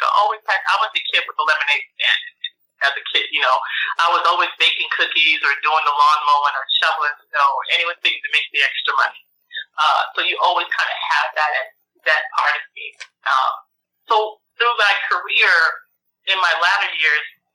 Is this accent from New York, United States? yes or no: yes; New York, United States; moved away; also born or lived in Florida / Indiana / Oklahoma; I grew up in New York, moved to Florida when my parents, I say they kidnapped me